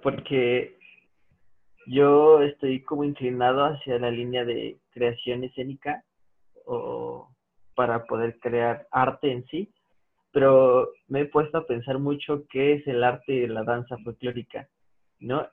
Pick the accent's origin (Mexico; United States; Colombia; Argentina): Mexico; como mexicanos